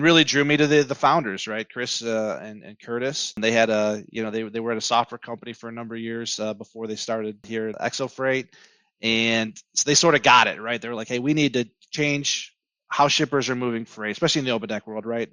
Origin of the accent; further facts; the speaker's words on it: Southeast Michigan, United States; born and raised in Southeast Michigan